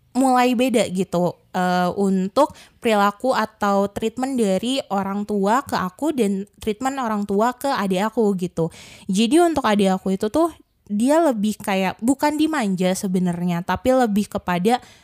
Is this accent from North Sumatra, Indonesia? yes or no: no; Bandung, West Java, Indonesia; aku asli Bandung sebenarnya. Maksudnya di sini asli tuh ya dari lahir di Bandung, mm-hmm. belum pernah kemana-mana juga. Jadi emang lebih fasih bahasa Sunda sih